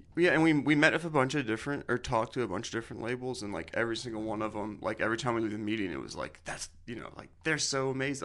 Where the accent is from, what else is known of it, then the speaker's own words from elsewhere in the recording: Nashville, Tennessee, United States; we're from Nashville